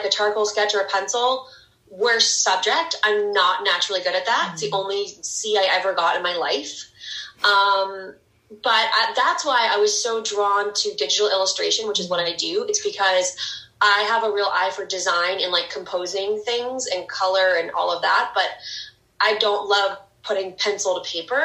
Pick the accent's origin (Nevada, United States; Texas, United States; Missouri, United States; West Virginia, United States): Missouri, United States; St. Louis; moved away as an adult; also born or lived in New York City, New York; now in Long Island, United States; I'm from St. Louis, Missouri, and I've lived in New York for the last 9 years